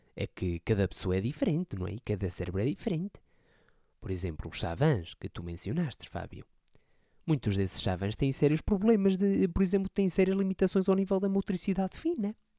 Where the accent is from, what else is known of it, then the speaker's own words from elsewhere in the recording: Portugal; um conterrâneo meu, não é? Ali perto da, da minha terra, era ali de perto